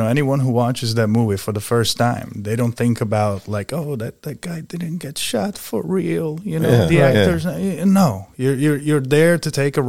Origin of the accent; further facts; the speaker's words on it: Budapest, Hungary; moved away; I grew up in Budapest, Hungary